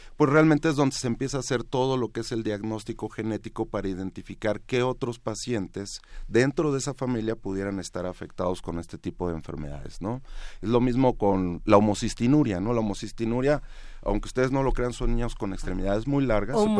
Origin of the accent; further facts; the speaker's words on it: Mexico; como mexicanos